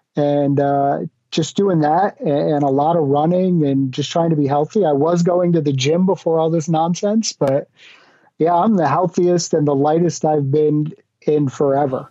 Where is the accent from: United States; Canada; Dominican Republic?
United States; Connecticut; moved away as an adult; now in Florida, United States; I grew up in the New England area, the States, in Connecticut, and moved down to Florida